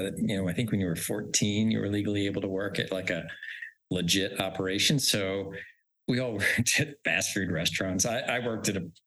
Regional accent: Haddon Heights, New Jersey, United States; moved away as an adult; also born or lived in New York City / West Midlands, England; I grew up in a little suburban town in South Jersey outside Philadelphia called Haddon Heights

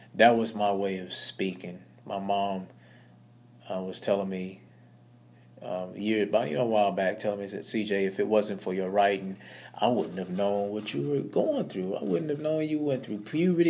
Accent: Blytheville, Arkansas, United States; I was born in Blytheville, Arkansas. Um, it's a very small town

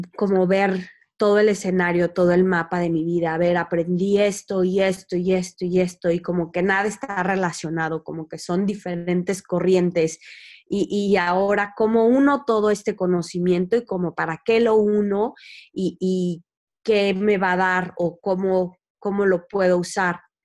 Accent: Querétaro, Mexico; nací en Querétaro

